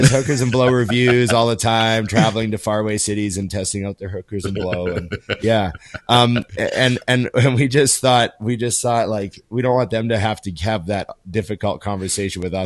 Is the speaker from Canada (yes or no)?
yes; Canada; a Canadian kid